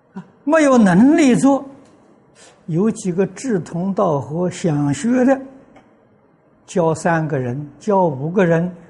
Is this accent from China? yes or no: yes; China; 我们中国人